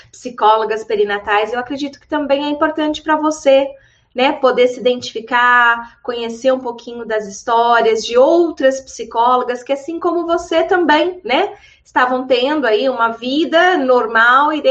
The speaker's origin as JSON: {"language": "Portuguese", "town": "Taboão da Serra", "region": "São Paulo", "country": "Brazil", "said": "Eu sou de Taboão da Serra, que é a cidade da Grande São Paulo, né?"}